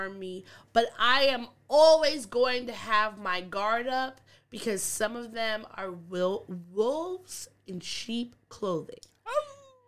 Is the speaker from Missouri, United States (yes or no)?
no; Long Island, New York, United States; now in New York City, United States; I'm from Long Island. Long Island is extremely racist. My mom was called a nigger bitch one time when I was, like, 5 or 6, just in Amityville